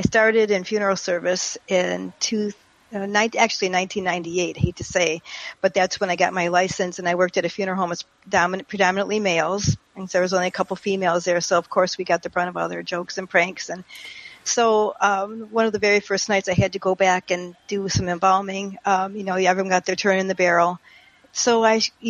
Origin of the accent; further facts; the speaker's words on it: St. Clair Shores, Michigan, United States; now in Palm Beach Gardens, United States; where I grew up in St. Clair Shores, Michigan